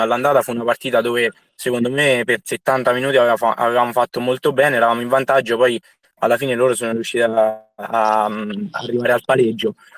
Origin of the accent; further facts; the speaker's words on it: Soriano nel Cimino, Lazio, Italy; moved away; io sono sorianese quindi nel mio paese sono tornato